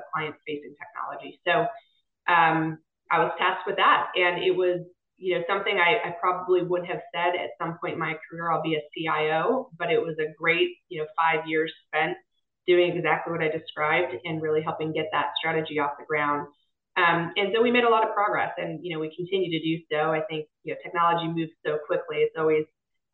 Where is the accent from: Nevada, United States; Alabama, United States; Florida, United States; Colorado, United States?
Nevada, United States; Las Vegas; moved away as an adult; also born or lived in Boston / San Diego; now in North Carolina, United States; I'm actually second generation, born and raised